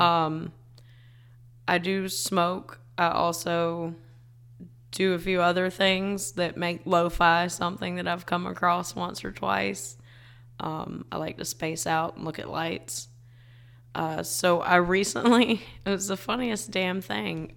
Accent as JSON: {"language": "English", "region": "South Carolina", "country": "United States", "tie": "born or raised there"}